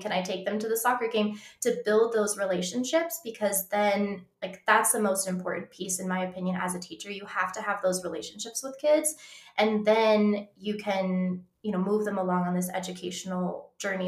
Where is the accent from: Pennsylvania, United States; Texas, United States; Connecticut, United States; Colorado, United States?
Colorado, United States; I grew up in Colorado